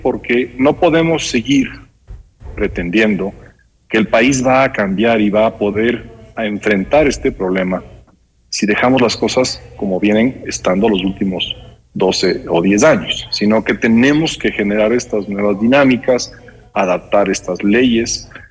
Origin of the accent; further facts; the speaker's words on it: Ecuador; todos nosotros como ecuatorianos